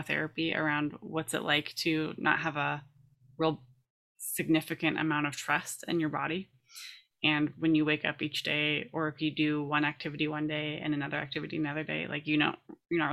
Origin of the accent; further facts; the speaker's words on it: California, United States; I grew up in California